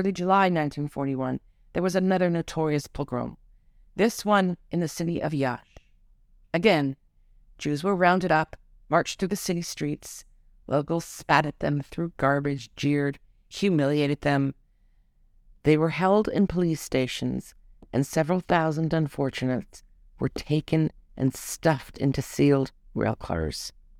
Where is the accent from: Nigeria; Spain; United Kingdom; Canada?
Canada; Toronto, Ontario; now in Israel; in the suburban Toronto neighborhood where I lived as a young child